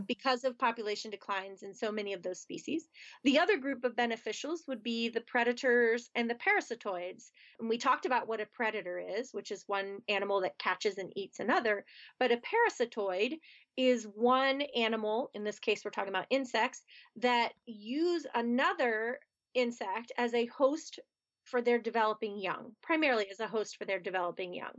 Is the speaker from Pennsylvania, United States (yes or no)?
yes; outside of Philadelphia, Pennsylvania, United States; moved away as an adult; now in Pittsburgh, United States; I grew up outside of Philadelphia, Pennsylvania